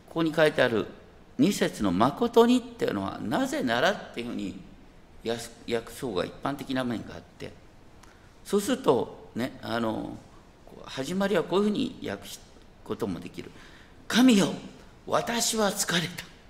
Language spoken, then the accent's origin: Japanese; Hokkaido, Japan; 僕は北海道生まれ